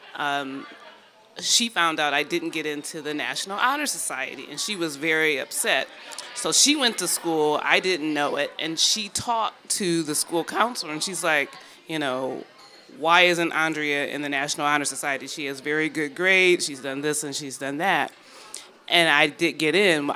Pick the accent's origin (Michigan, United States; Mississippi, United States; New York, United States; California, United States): Michigan, United States; Detroit; I'm from Detroit, and uh, growing up, I'd always done well in school